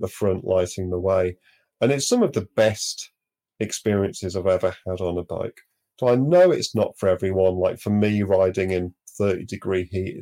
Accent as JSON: {"language": "English", "town": "Manchester", "region": "North West England", "country": "United Kingdom", "tie": "born or raised there", "also_born_or_lived": "Devon", "moved": "yes", "said": "growing up in Manchester"}